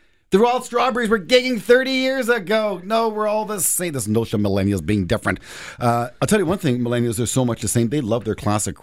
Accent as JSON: {"language": "English", "town": "Toronto", "region": "Ontario", "country": "Canada", "tie": "born or raised there", "said": "you and I grew up in Toronto."}